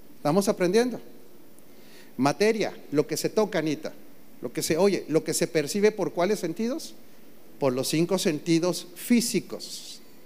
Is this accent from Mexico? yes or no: yes; Mexico; como mexicano